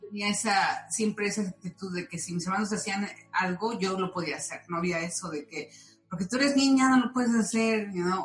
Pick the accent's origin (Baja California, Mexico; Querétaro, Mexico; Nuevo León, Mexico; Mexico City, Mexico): Mexico City, Mexico; now in California, United States; yo soy del Distrito Federal, nací ahí